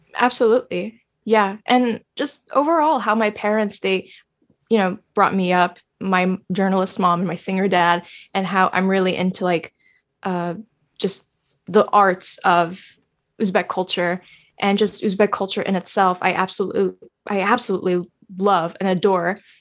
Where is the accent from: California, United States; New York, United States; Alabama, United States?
New York, United States; New York City; I was born and raised in American soil.